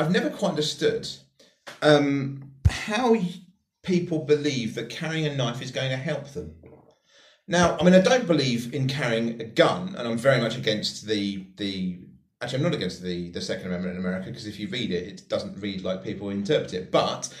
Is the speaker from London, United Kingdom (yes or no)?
no; West Sussex, South East England, United Kingdom; I'm from West Sussex. I have an incredibly privileged background. I'm from middle class area. You know, I was born and raised in Nicholas Soames's constituency